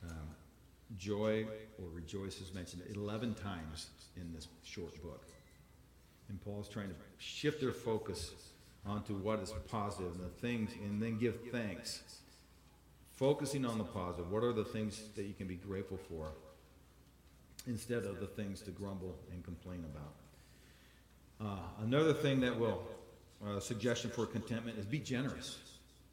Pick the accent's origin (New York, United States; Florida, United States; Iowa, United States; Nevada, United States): Iowa, United States; I'm from Iowa